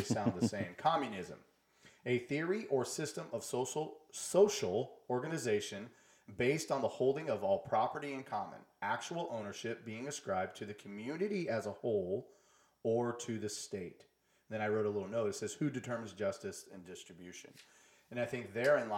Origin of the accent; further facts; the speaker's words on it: United States; we as American, like us Americans